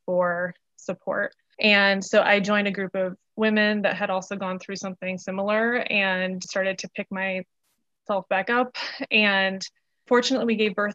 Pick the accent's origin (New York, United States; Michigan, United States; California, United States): Michigan, United States; moved away as an adult; also born or lived in Asheville, North Carolina / Charlotte, North Carolina; now in North Carolina, United States; I was born and raised in Michigan